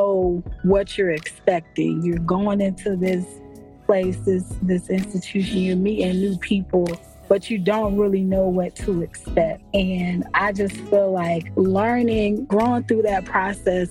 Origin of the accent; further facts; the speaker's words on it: Norfolk, Virginia, United States; also born or lived in Raleigh, North Carolina; I was born and raised in Norfolk, Virginia